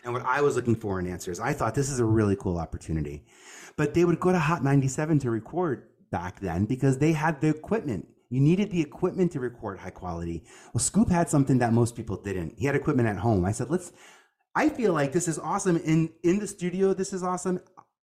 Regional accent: New York City, New York, United States; from Staten Island.

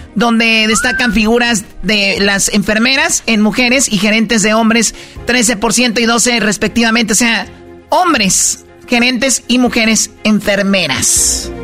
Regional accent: Tepatitlán, Jalisco, Mexico; yo soy de Tepatitlán

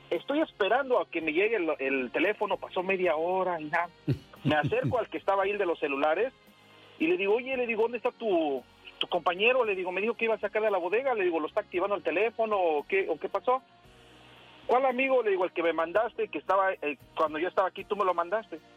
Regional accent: Puebla, Mexico; yo no sabía nada de eso. Yo, la verdad, vengo de Puebla

